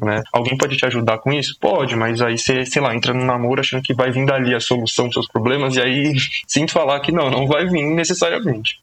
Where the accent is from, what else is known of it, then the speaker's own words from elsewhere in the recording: São Paulo, Brazil; Sou da zona norte de São Paulo, nascido e crescido na Brasilândia